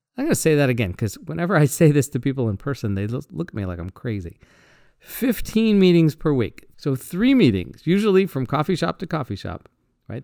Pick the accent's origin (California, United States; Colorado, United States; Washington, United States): Washington, United States; Seattle; I'm from Seattle.